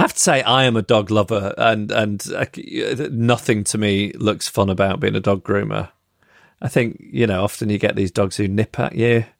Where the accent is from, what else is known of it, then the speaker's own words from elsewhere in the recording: Macclesfield, North West England, United Kingdom; my hometown of Macclesfield